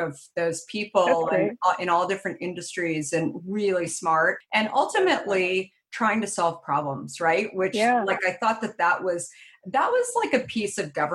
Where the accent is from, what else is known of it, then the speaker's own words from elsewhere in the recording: Arizona, United States; when I grew up in Arizona